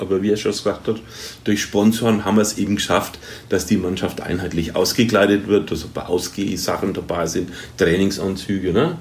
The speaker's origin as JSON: {"language": "German", "country": "Germany", "said": "wir als Deutsche"}